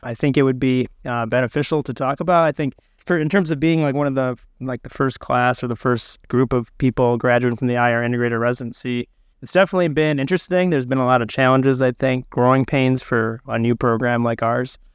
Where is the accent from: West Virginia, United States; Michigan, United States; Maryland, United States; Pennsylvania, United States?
Michigan, United States; my background is I'm from Michigan